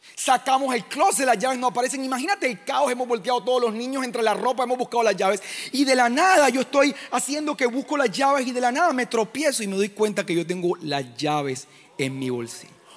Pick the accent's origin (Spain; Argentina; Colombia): Colombia; Caribbean coast; vengo de Colombia, de una comunidad que se llama Living Room. Estamos en la costa de Colombia